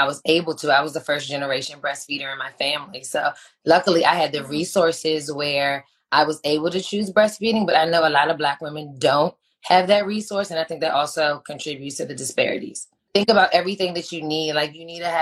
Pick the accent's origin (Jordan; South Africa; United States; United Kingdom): United States; Washington, District of Columbia; now in Maryland, United States; I'm born and raised in Washington, D.C., currently living in Maryland.